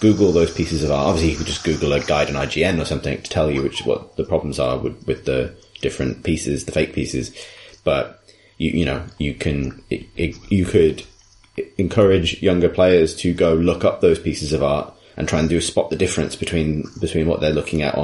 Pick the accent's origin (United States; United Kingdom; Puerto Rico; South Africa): United Kingdom; England; as an English person